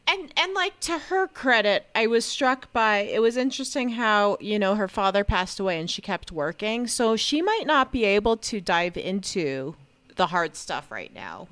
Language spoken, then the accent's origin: English; New Jersey, United States; I was born in New Jersey